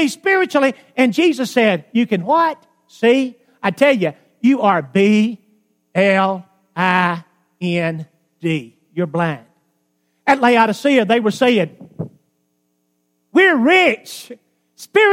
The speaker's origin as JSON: {"language": "English", "region": "Alabama", "country": "United States", "tie": "born or raised there", "said": "I grew up in Alabama"}